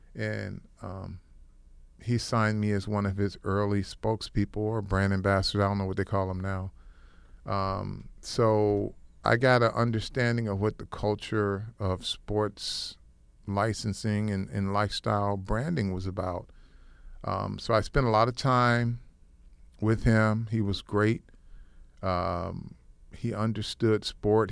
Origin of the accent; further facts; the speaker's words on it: Flint, Michigan, United States; I grew up in Flint, Michigan, uh, little town